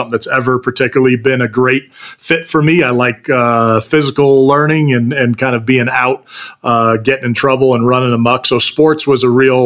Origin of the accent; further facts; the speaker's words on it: Bay Area, California, United States; I grew up in the Bay Area, California, kind of in the heart of Silicon Valley